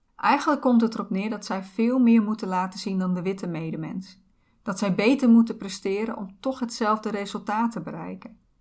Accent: Netherlands; ik ben geboren in Nederland, waar ik alle kansen heb gekregen

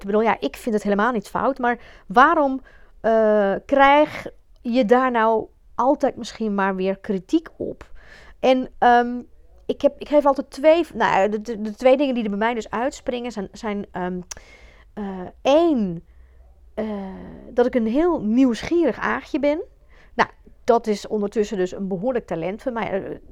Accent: Belgium; now in Netherlands; ik kom uit België. Ik heb echt op een, een beetje ouderwetse klassieke ja, eh, katholieke school gezeten

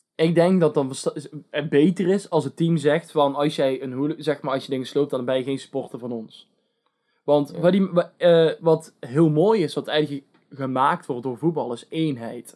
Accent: Netherlands; from the Netherlands.

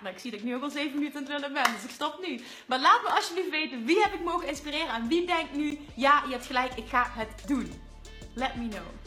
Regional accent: Limburg, Netherlands; accent: Limburgs; mijn Limburgse accent.

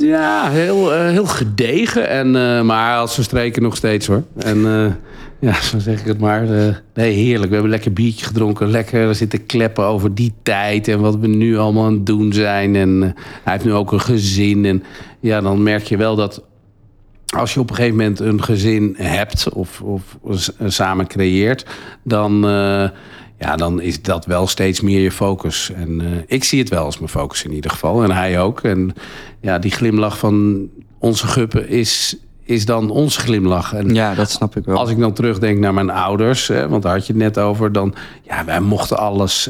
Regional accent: Huizen, North Holland, Netherlands; also born or lived in Naarden; Nou, ik ben geboren in Naarden en ik woonde altijd in Huizen.

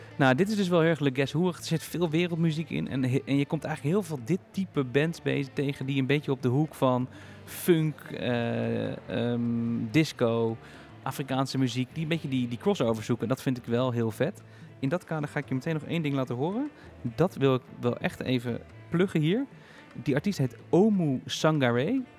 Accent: Heerde, Gelderland, Netherlands; Wij komen uit eh, de buurt van Zwolle. Het dorpje heet Heerde

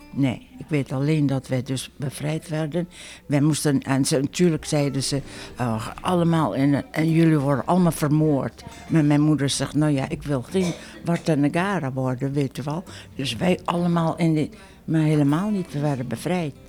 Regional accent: Netherlands; moved away as an adult; also born or lived in Paterson, United States / Fremont, United States; now in United States; ik ben een Hollandse

